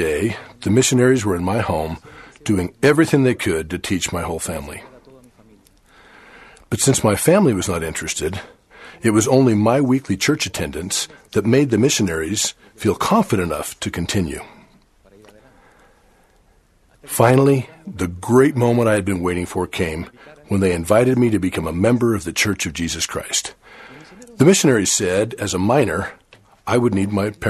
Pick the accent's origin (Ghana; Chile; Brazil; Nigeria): Chile; I was only 12 years old when the missionaries arrived for the first time to preach in the city where I was born in Chile.